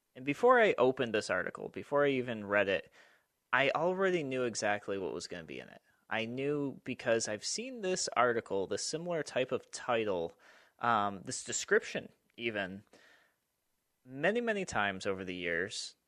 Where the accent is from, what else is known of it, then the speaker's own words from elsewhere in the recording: Rochester, New York, United States; Rochester, my hometown